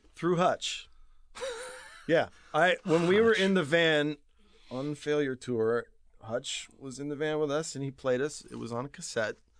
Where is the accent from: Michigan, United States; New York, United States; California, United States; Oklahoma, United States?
California, United States; Lakewood; I'm from just outside of Long Beach, uh, town called Lakewood